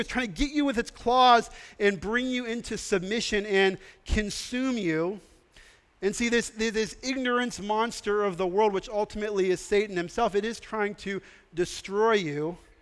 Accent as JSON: {"language": "English", "region": "Texas", "country": "United States", "said": "I'm from Texas and we like to be close to each other in Texas."}